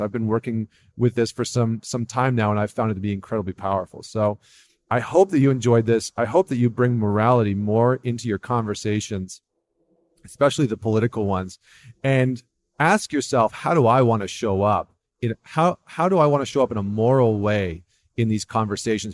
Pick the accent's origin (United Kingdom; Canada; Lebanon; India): Canada; as a Canadian